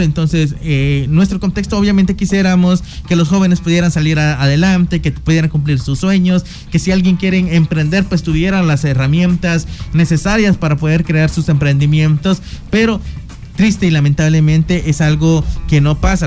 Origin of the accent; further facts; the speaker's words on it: Guatemala; nos ha tocado afrontar como guatemaltecos